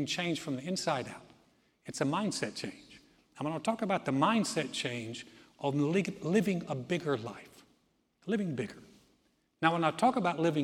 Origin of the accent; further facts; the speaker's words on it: Greensboro, North Carolina, United States; moved away; I grew up in North Carolina, medium-sized town, about 250,000 people. In Greensboro, nice, very southern town